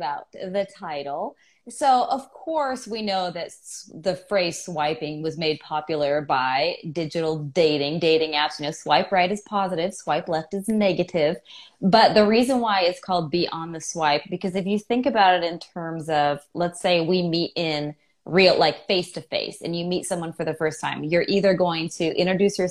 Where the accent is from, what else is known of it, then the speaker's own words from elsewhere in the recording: California, United States; now in Atlanta, United States; I live in Atlanta, but I am from California